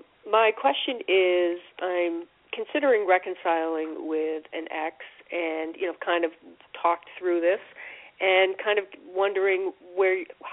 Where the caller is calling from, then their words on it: Connecticut, United States; I'm calling from Connecticut.